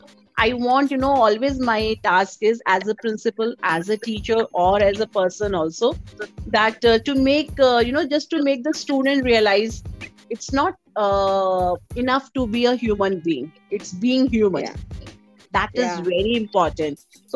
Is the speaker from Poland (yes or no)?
no; North India, India; English is a second language; So, but as I'm from North India, so, I love to dress up.